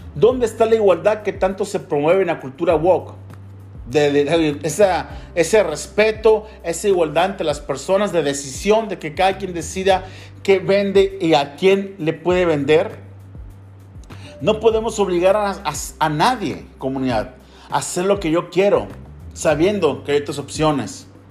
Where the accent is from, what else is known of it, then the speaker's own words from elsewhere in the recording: Mexico; yo como ciudadano mexicano tengo la libertad de practicar la fe que yo quiera